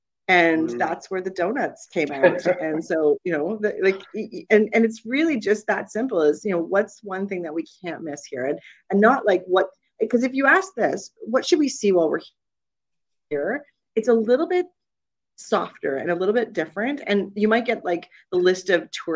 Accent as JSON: {"language": "English", "town": "Toronto", "region": "Ontario", "country": "Canada", "said": "we're from Toronto"}